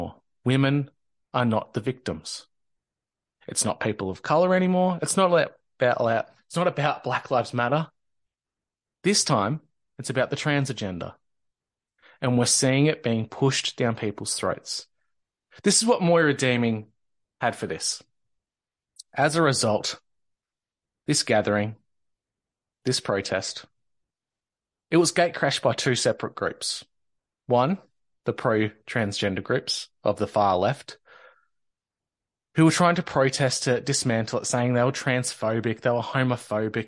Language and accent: English; Victoria, Australia; In Australia, in Victoria, my home state